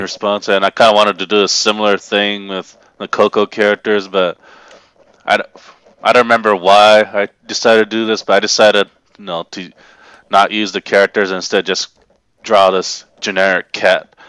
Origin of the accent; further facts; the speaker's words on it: Japan; moved away as an adult; now in Tennessee, United States; I was raised in Japan, and I basically lived there until I was eighteen, then moved to Tennessee full-time